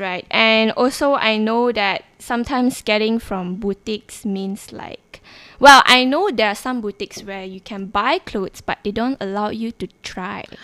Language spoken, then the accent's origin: English; Sabah, Malaysia; moved away as an adult; I'm actually from Sabah and I came all the way here just to study